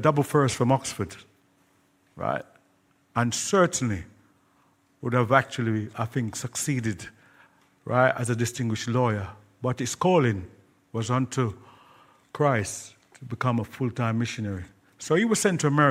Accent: Kingston, Jamaica; Kingston, my hometown, you'll have the parish church of Kingston.

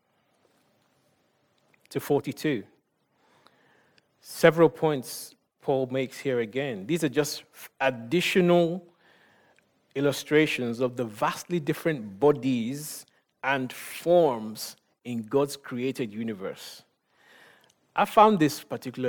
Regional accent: Nigeria; I'm Nigerian

